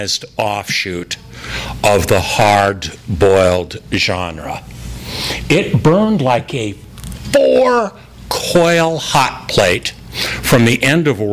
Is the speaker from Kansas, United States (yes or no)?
no; Los Angeles, California, United States; I was born in Los Angeles, the film noir epicenter at the height of the film noir era